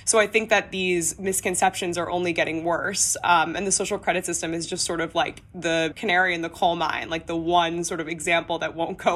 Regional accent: United States; As an American reporter

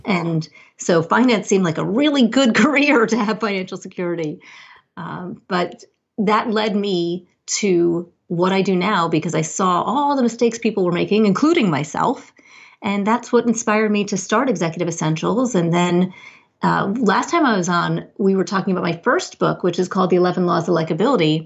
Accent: New Jersey, United States; I'm a Jersey girl

